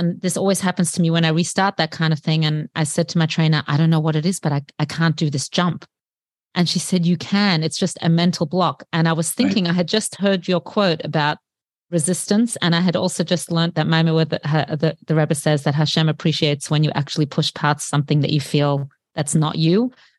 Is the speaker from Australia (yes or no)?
yes; Australia; now in New York, United States; I'm coming from Australia and I had to get used to living in New York